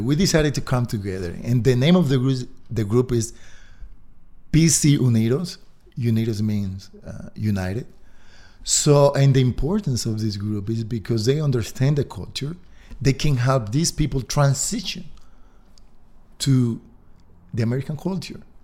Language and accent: English; Dominican Republic; moved away as an adult; now in Park City, United States; I'm originally from the Dominican Republic, but I've been here for close to ten years.